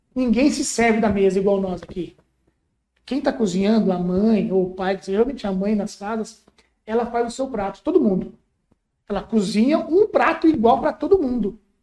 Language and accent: Portuguese; Brazil; moved away as an adult; also born or lived in Bognor Regis, England; a gente é brasileiro